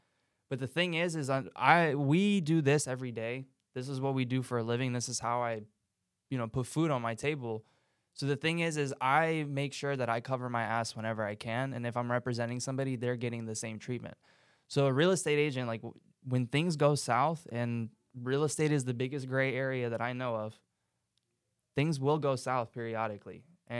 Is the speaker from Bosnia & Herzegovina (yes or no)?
yes; Bosnia & Herzegovina; moved away; I'm from Bosnia.